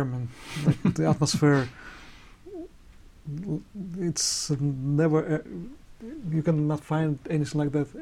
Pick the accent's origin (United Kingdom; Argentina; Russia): Russia; Yaroslavl, Yaroslavl Oblast; English is a second language; moved away as an adult; now in New York, United States; My hometown Yaroslavl is the oldest city, and it's very close to Moscow